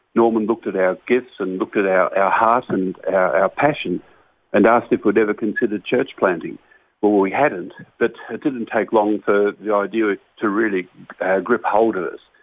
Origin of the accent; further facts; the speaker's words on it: Launceston, Tasmania, Australia; I was born and raised in Launceston, Tasmania, and I'm, I'm still a resident of Launceston, Tasmania.